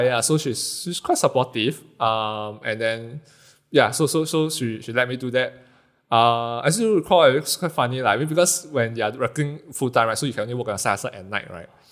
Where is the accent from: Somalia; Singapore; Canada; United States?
Singapore; being Singaporean, live in houses that's not too big